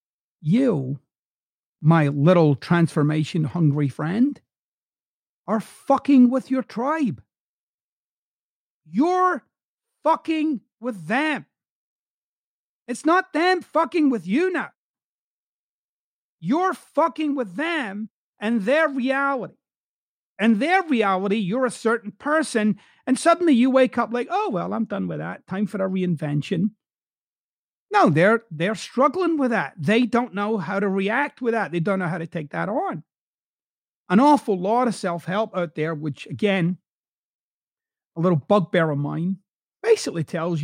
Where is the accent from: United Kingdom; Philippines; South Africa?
United Kingdom; Glasgow, Scotland; accent: Glaswegian; if I spoke the way that I typically would speak in my hometown of Glasgow, I wouldn't have a podcast anywhere but Glasgow